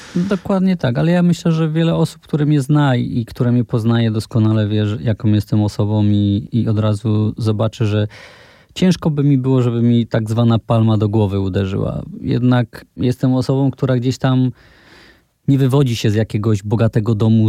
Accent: Poland; u nas w Polsce

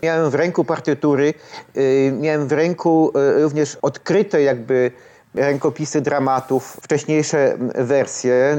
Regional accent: Kraków, Lesser Poland, Poland; ja właściwie urodziłem się w Krakowie. Przy, przyjechałem do Nowej Huty jako no, ośmiolatek. E, spędziłem tu wszystkie lata szkolne

